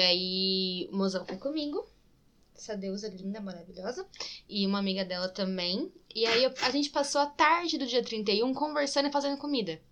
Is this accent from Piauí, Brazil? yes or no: no; interior of São Paulo, Brazil; accent: interior (caipira R); also born or lived in Itatiba / Limeira; minha família é de Itatiba. E é por isso que eu falo. Eu morei em Limeira um tempo também, então é por isso que eu falo interior tá? Eu puxo o R um pouquinho às vezes, é, é por causa da minha vivência interior.